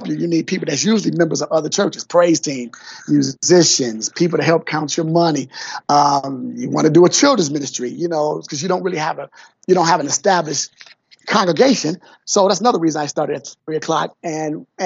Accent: Detroit, Michigan, United States; also born or lived in Atlanta, Georgia; I'm from Detroit, and I grew up in Detroit, went to public schools here in Detroit

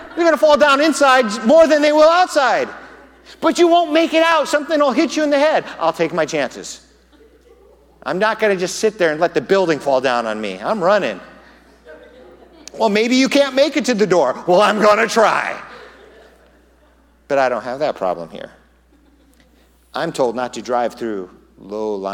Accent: Southern California, United States; now in Tucson, United States; I'm from Southern California. We had earthquakes. Here, there are no earthquakes. In Southern California, you go through earthquake drills in school growing up

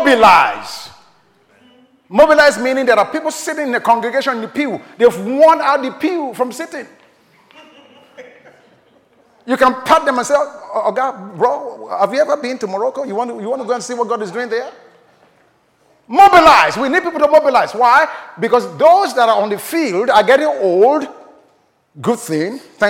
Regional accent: Nigeria; I was born in Nigeria

